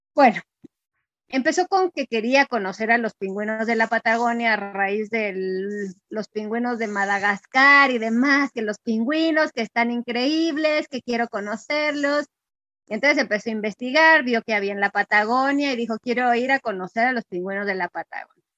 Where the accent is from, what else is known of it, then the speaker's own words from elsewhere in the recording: Mexico; also born or lived in Mexico City; Yo soy, bueno, mexicana